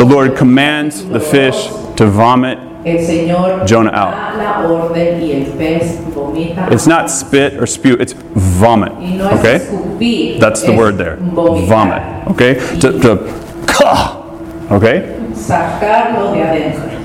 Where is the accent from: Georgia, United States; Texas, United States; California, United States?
Georgia, United States; I grew up in Georgia